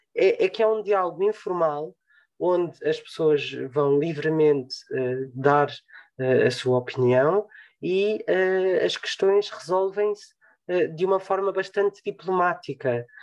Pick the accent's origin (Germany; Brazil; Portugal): Portugal; acima de tudo somos portugueses